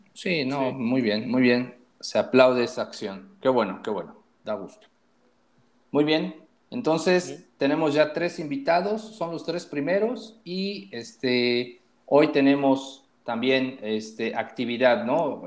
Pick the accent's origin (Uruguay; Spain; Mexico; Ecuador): Mexico; Tula; moved away; also born or lived in Puebla; yo no soy de Puebla originalmente. yo soy de Tula.